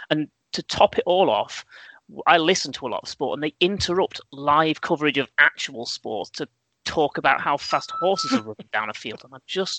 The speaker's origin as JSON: {"language": "English", "region": "England", "country": "United Kingdom", "said": "as a British sports fan and English sports fan"}